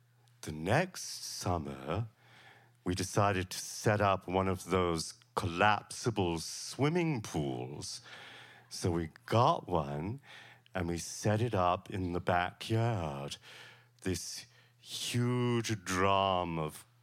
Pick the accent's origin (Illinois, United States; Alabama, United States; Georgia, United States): Georgia, United States; Savannah; I grew up in Savannah, Georgia, with my mother and my sister Helen